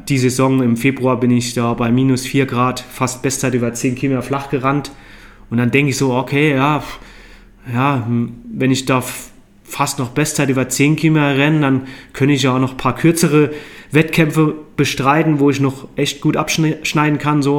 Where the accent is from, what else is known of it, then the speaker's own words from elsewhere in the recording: Neunkirchen, Saarland, Germany; moved away as an adult; also born or lived in London; now in Inzell, Germany; ich bin im Saarland aufgewachsen, in Neunkirchen Saar